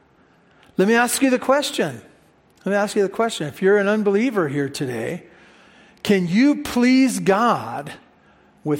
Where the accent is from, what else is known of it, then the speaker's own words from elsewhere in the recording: United States; we're American